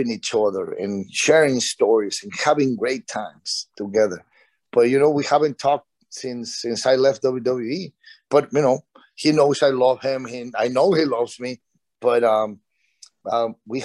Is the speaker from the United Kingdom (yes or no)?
no; Mexico; moved away; in Mexico, in my hometown